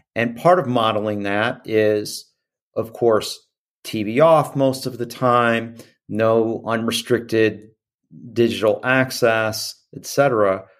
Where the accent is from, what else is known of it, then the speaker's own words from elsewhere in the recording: Midwest, United States; growing up in the Midwest